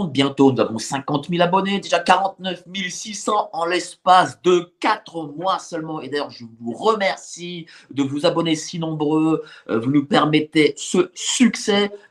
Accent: Paris, Île-de-France, France; moi, je suis parisien et lorsque je marche dans Paris

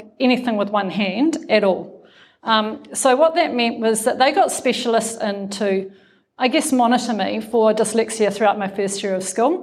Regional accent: Nelson, New Zealand; I come from Nelson, right? Nelson's not a very big town

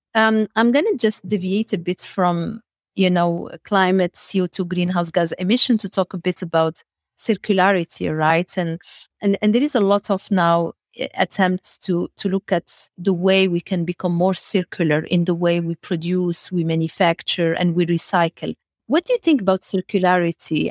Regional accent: Morocco; also born or lived in Middle East / United States; now in Belgium; I was born in Morocco, and then I had, uh, the luxury to travel around the world and live in Middle East, in the United States of America, back to Belgium

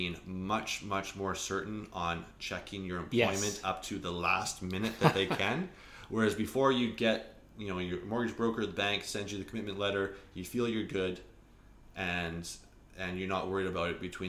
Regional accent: Alberta, Canada; now in Kelowna, Canada; like I came from Alberta. I came here, I wanted to buy a house in the hills with a lake view.

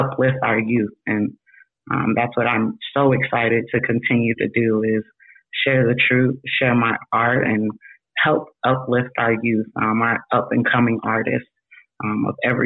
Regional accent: Utah, United States; I myself am not from Utah originally either, but grew up in Utah.

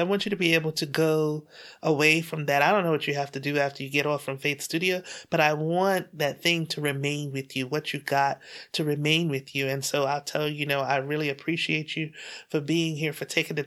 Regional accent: Bermuda; I was born and raised in Bermuda

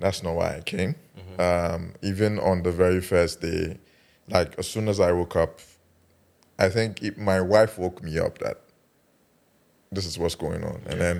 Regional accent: Kumasi, Ashanti, Ghana; moved away; also born or lived in Accra; Because I'm Ghanaian

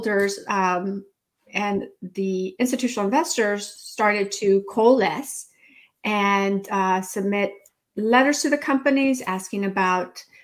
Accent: California, United States; moved away as an adult; also born or lived in Mexico; now in Washington, D.C., United States; I'm an immigrant from Mexico. My family moved to California when I was four

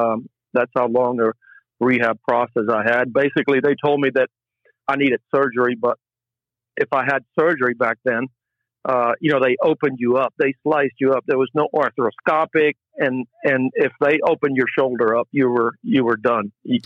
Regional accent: Puerto Rico; Oh yeah. Yeah. We came every summer.

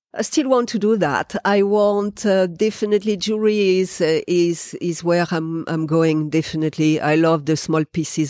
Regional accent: France; English is a second language; moved away as an adult; now in New Zealand

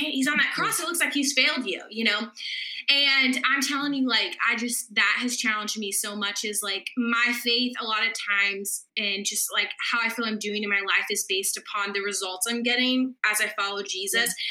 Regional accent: Houston, Texas, United States; moved away as an adult; now in St. Louis, United States; I was born and raised in Houston, Texas.

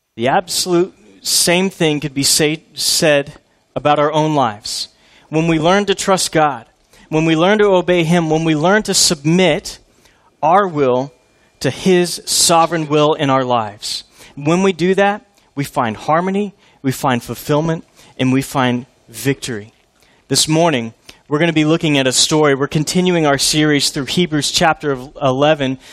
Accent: Houston, Texas, United States; I grew up in Houston as an Oilers fan

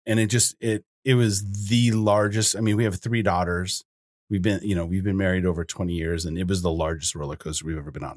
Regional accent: Boulder, Colorado, United States; now in Bozeman, United States; I grew up in Boulder, Colorado

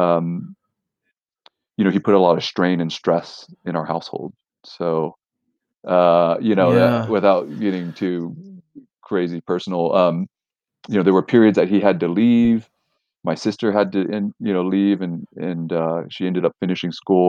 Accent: Houston, Texas, United States; we grew up in Houston

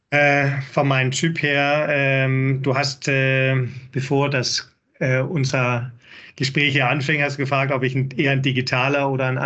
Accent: Denmark; German is a second language; now in Hamburg, Germany; bin Däne, hört man sicherlich. Einige Wörter

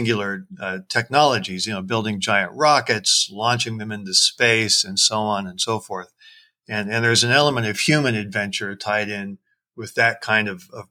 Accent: Seattle, Washington, United States; my hometown of Seattle

